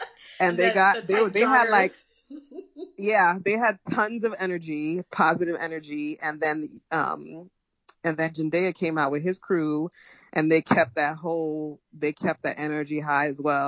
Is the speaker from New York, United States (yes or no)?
yes; New York City, New York, United States; as a New Yorker